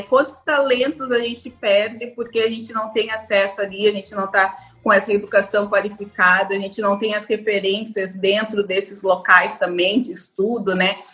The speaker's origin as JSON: {"language": "Portuguese", "region": "Rio Grande do Sul", "country": "Brazil", "moved": "as an adult", "lives_now": "Salvador, Brazil", "said": "Eu sou gaúcha, mas eu moro em Salvador já há 10 anos"}